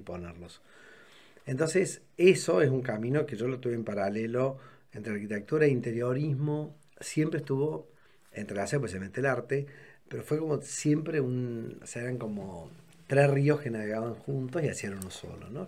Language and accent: Spanish; Córdoba, Argentina; also born or lived in Santa Rosa de Río Primero, Argentina; nací en Córdoba, aunque viví hasta los cuatro años en un pueblo, en Santa Rosa Río primero